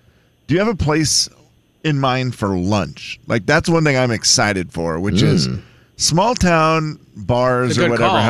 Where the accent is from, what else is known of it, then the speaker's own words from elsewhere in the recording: Harrington, Washington, United States; through Harrington, through my hometown?